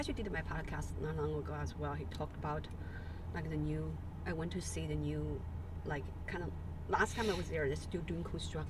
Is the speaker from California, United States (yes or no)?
yes; San Gabriel Valley, near Pasadena, California, United States; I sort of like grew up in that area, like east.